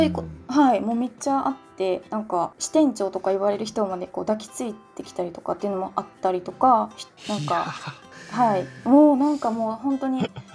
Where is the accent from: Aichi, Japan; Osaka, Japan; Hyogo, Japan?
Hyogo, Japan; moved away as an adult; also born or lived in Daegu, South Korea; now in South Korea; 兵庫県出身で